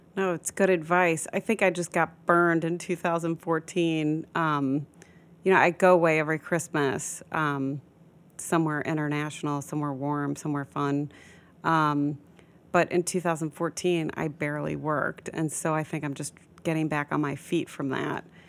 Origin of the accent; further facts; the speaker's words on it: Midwest, United States; moved away as an adult; also born or lived in Florida / Los Angeles; now in New York, United States; I was born and raised in the Midwest